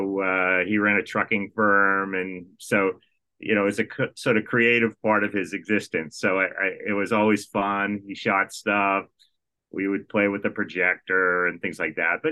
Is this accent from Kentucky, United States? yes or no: no; Massachusetts, United States; moved away; I'm born and raised in Massachusetts